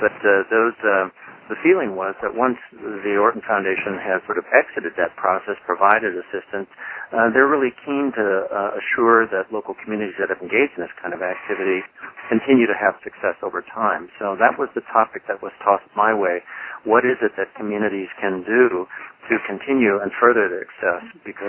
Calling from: Bend, Oregon, United States; I'm phoning in from Bend, Oregon today in the high desert of Central Oregon.

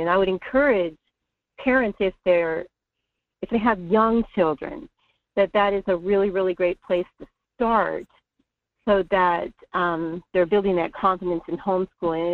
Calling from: North Pole, Alaska, United States; I'm calling from North Pole

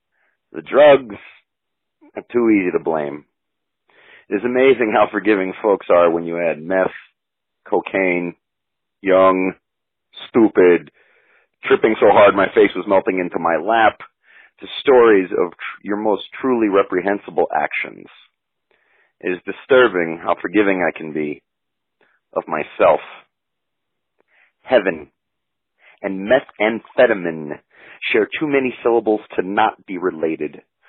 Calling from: Denver, Colorado, United States; I'm calling from Denver, Colorado.

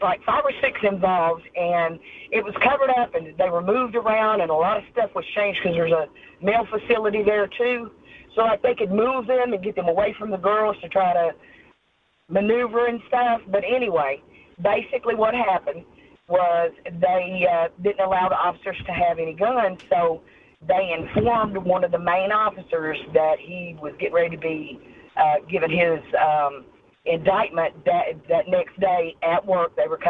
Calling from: Myrtle Beach, South Carolina, United States; Calling from Myrtle Beach, South Carolina.

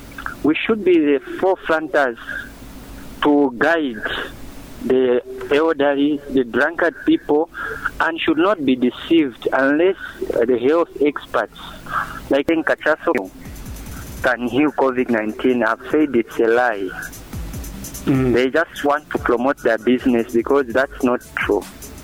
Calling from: Mazabuka, Southern Province, Zambia; Yeah, sir, this is Mr. … within Mazabuka.

